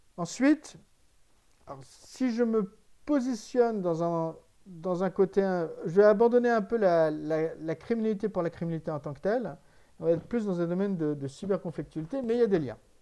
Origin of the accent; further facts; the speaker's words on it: France; en tant que Français